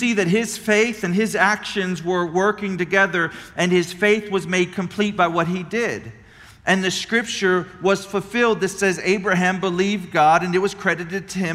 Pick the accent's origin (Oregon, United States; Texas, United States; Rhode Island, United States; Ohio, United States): Texas, United States; Cuero; I'm a chump from Cuero, Texas.